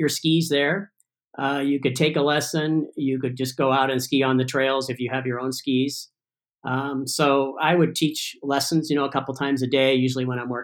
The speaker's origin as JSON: {"language": "English", "region": "California", "country": "United States", "tie": "born or raised there", "also_born_or_lived": "Ithaca, New York", "said": "I grew up in Tahoe"}